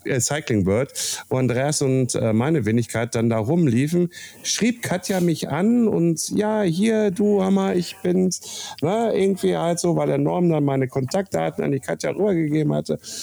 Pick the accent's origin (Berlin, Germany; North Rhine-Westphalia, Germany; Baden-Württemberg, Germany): North Rhine-Westphalia, Germany; Castrop-Rauxel; Heimatstadt Kassel-Brauxel